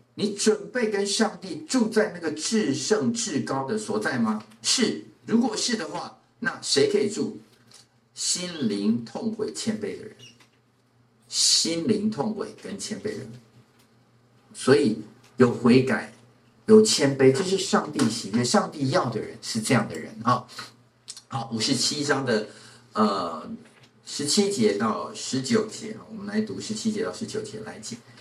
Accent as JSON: {"language": "Chinese", "country": "Taiwan"}